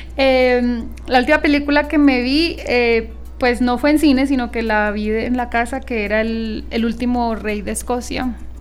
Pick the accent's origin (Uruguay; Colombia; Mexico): Colombia; Bogotá; now in Medellín, Colombia; yo soy de Bogotá y viví por fuera del país mucho tiempo